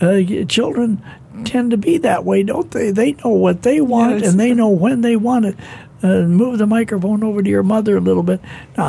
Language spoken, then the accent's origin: English; Minnesota, United States; Now listen, you're from China, and I'm from Minnesota.